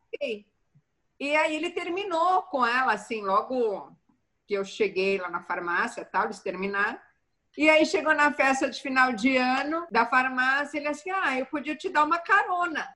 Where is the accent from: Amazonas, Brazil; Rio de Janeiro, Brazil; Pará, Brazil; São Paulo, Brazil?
São Paulo, Brazil; Santo André; eu sou da ABC Paulista de Santo André